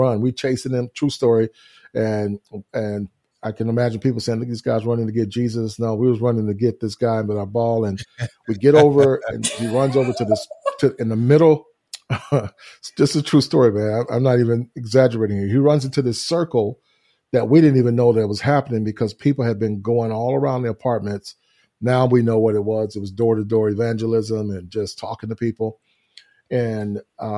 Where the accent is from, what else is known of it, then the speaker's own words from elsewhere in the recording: Houston, Texas, United States; I grew up in Houston, Texas, which is where we're located at now and where we live and reside. And it's my hometown